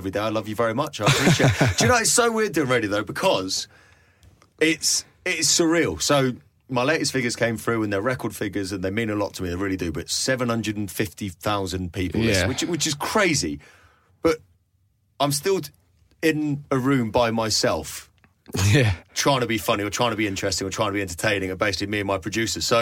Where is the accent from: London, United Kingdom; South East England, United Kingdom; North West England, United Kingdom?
South East England, United Kingdom; Cobham; I used to drink at a pub that I love very much in my hometown of Cobham called The Runner